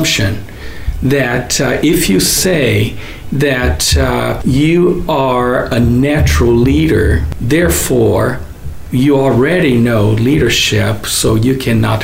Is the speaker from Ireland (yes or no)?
no; Brazil; moved away as an adult; now in United States; I am originally from Brazil